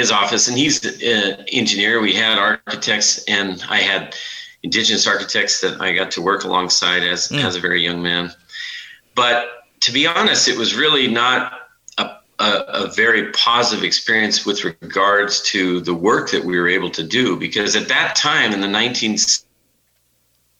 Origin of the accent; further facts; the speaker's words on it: Billings, Montana, United States; Billings, where I grew up, was part of the reservation